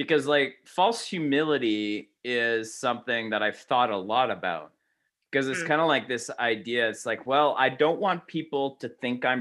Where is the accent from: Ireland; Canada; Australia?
Canada; I'm Canadian